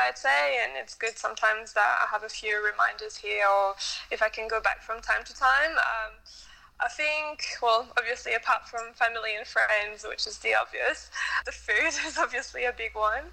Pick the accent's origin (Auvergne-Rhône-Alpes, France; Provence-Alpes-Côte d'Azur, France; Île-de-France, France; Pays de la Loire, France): Pays de la Loire, France; Nantes; English is a second language; moved away as an adult; now in Sydney, Australia; I grew up in Nantes